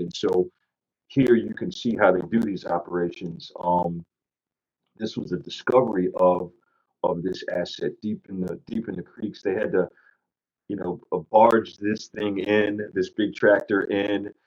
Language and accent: English; United States; as an American